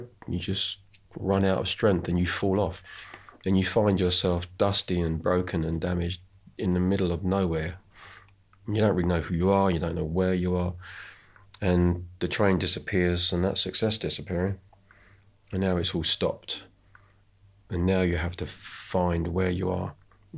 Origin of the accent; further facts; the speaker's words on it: United Kingdom; I'm British